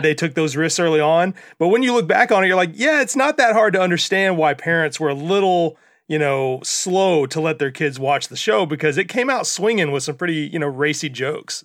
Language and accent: English; Mississippi, United States; I'm from Mississippi